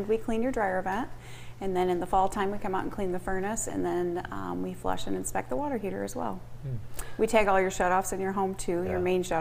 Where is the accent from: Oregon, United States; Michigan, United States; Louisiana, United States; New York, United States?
Michigan, United States; Jackson; I grew up in Jackson